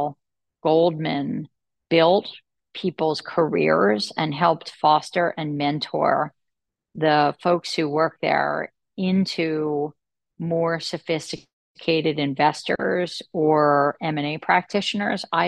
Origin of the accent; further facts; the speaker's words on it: Atlantic City, New Jersey, United States; I'm from Atlantic City, New Jersey